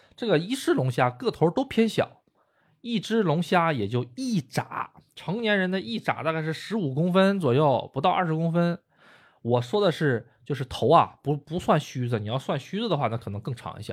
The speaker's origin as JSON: {"language": "Chinese", "region": "Northeast China", "country": "China", "moved": "yes", "lives_now": "Japan", "said": "咱们东北人说的膏儿哈"}